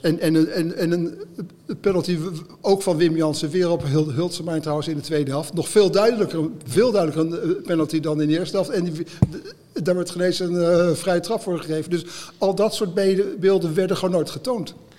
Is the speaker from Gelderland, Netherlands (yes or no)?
no; Haarlem, North Holland, Netherlands; nou kom ik uit Haarlem